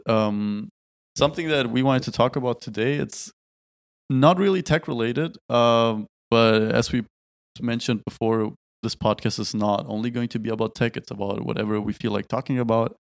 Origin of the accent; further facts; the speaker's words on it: Tübingen, Baden-Württemberg, Germany; moved away as an adult; now in Berlin, Germany; back in our beautiful hometown in Tübingen. Now I'm back home in Berlin.